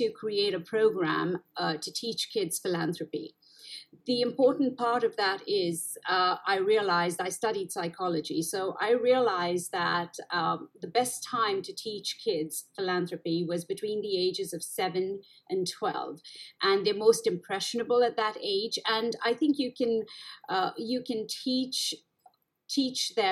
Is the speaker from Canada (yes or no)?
no; India; also born or lived in Middle East / Italy; now in United States; I was born in India, and as you know, it's a developing country, and we've seen the worst of poverty if you've actually lived and grown up in India